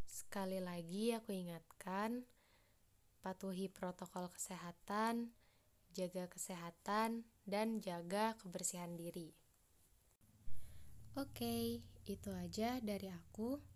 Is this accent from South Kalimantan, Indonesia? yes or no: yes; Banjarbaru, South Kalimantan, Indonesia; Asalku dari Banjarbaru. Aku dari kelompok 2.